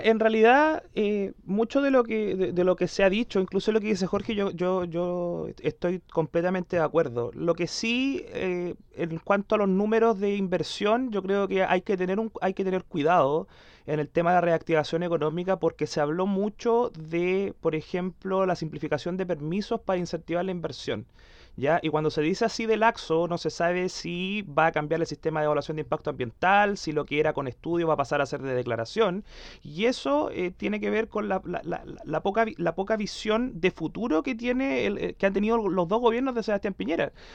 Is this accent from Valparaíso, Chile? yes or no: no; Concepción, Biobío, Chile; el Cristóbal y yo somos de Conce